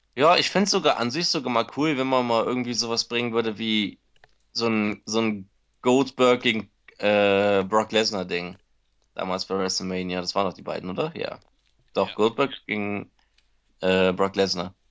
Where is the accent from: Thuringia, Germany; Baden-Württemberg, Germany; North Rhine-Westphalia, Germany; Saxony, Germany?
North Rhine-Westphalia, Germany; Cologne; moved away; nach Hause, nach Köln